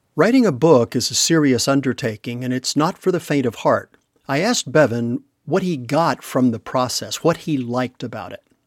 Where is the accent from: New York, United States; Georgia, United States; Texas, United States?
Texas, United States; We're both originally from Texas